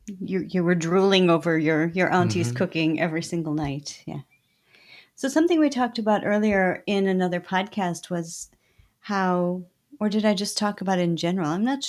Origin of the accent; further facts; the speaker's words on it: United States; I know I'm too American.